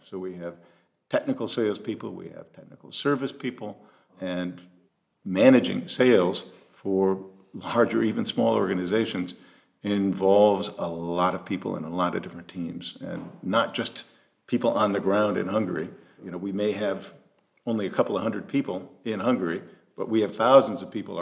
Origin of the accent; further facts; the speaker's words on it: United States; moved away; I know of only three Americans in that entire organization. I'm one of them